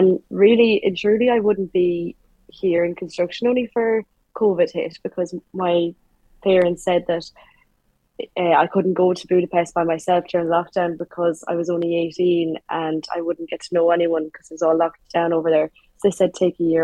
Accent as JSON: {"language": "English", "town": "Galway", "region": "Connacht", "country": "Ireland", "tie": "born or raised there", "moved": "as an adult", "lives_now": "Dublin, Ireland", "said": "Was born and raised in Galway, in the west of Ireland"}